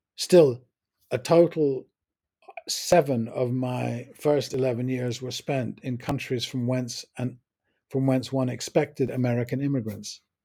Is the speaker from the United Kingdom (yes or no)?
yes; England, United Kingdom; I'm English, from England